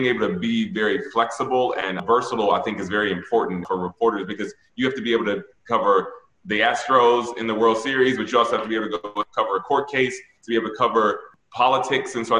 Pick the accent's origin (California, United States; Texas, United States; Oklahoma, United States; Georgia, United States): Georgia, United States; Atlanta; moved away; I grew up in Atlanta, which is black city